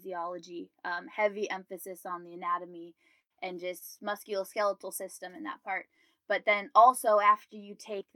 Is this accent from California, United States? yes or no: no; Canton, Ohio, United States; moved away as an adult; now in Columbus, United States; So I'm originally from Canton, Ohio, which is about 2 hours north of Columbus. So I'm currently in Columbus